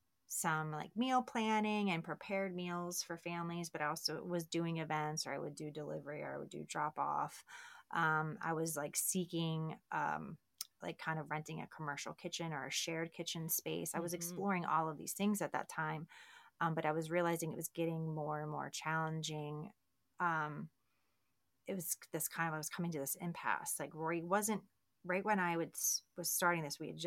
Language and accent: English; Baltimore, Maryland, United States; now in Texas, United States; I'm from Baltimore and Johns Hopkins